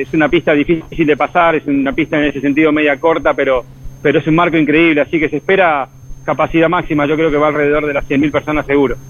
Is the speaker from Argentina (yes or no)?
yes; Argentina; now in United States; como argentino